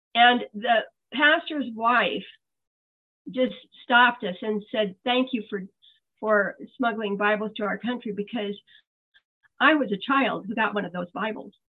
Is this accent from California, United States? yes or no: no; Iowa, United States; moved away as an adult; also born or lived in Europe; I, I grew up in Iowa and I never thought I would leave Iowa